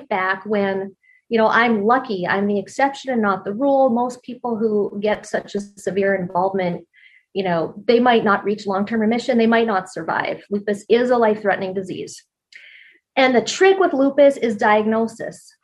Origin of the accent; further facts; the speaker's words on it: Canada; moved away; also born or lived in Colorado; I grew up in Canada and I grew up curling